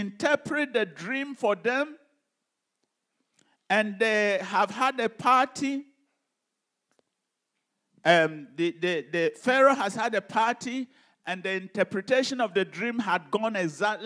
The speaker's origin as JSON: {"language": "English", "country": "Ghana", "tie": "born or raised there", "said": "when I was growing up in Ghana"}